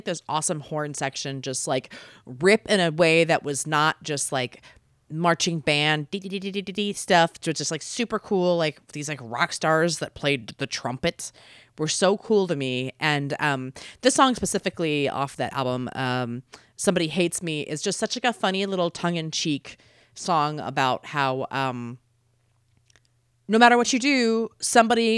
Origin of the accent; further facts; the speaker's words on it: Baltimore, Maryland, United States; moved away as an adult; now in Los Angeles, United States; growing up, I'm from Baltimore originally